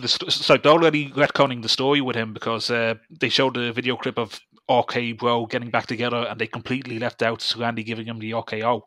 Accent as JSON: {"language": "English", "town": "Dublin", "region": "Leinster", "country": "Ireland", "said": "I'm from Dublin"}